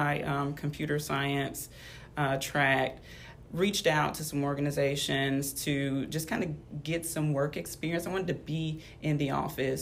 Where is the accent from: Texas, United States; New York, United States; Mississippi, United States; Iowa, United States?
Mississippi, United States; Clinton; I grew up in Clinton, Mississippi